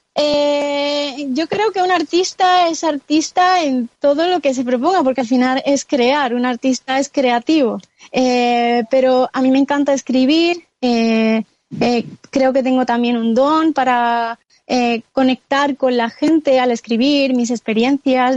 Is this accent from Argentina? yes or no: no; Córdoba, Andalusia, Spain; now in Madrid, Spain; actualmente estoy en mi tierra natal, que está situada en el sur de España, en, Córdoba